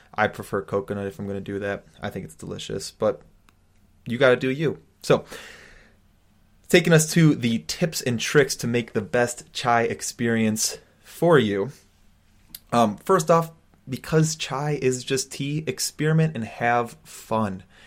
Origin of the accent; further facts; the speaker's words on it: United States; growing up as an American